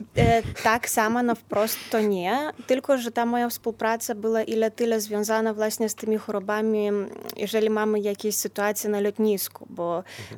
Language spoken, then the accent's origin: Polish; Lithuania; u nas na Litwie